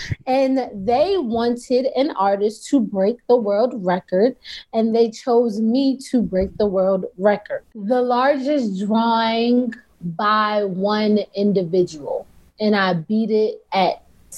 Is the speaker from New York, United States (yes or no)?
no; Baltimore, Maryland, United States; I was raised in Baltimore. I went to art school for middle school, high school.